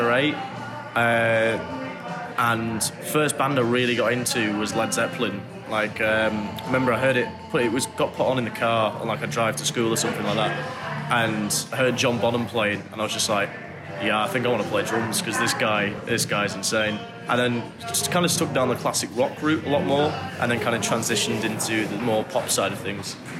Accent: England, United Kingdom; also born or lived in Manchester; growing up in England was uh, quite weird experience to start with. As like I came uh, similar to Josh and Dom, came from a little small town where nothing really happened

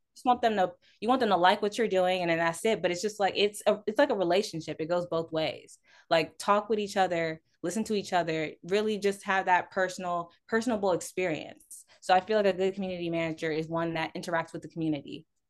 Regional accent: Houston, Texas, United States; I'm a Houston native, born and raised

